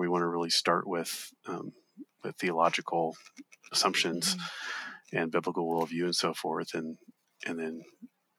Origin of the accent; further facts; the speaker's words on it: Southeast, United States; I grew up in the Southeast too